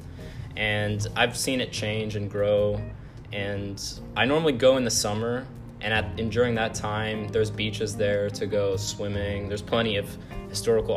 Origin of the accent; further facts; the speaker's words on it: Dallas, Texas, United States; I was born here in Dallas, Texas. I've lived here my whole life, but both of my parents were actually born in Lebanon.